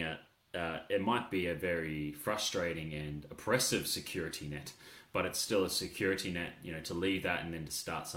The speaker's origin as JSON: {"language": "English", "town": "Hervey Bay", "region": "Queensland", "country": "Australia", "tie": "born or raised there", "moved": "yes", "lives_now": "Melbourne, Australia", "said": "I spent a couple of weeks in my hometown, Harvey Bay, from Melbourne"}